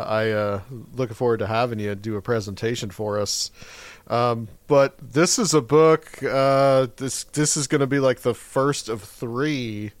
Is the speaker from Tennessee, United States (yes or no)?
yes; Chattanooga, Tennessee, United States; I'm originally from East Tennessee, so I guess just barely. Chattanooga's just barely East Tennessee.